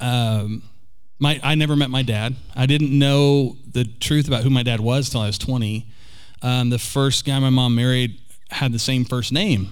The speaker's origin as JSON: {"language": "English", "town": "Oklahoma City", "region": "Oklahoma", "country": "United States", "tie": "born or raised there", "also_born_or_lived": "Pittsburgh, Pennsylvania", "said": "I was born here in Oklahoma City and lived here until I was about, and more actually, for most of my childhood"}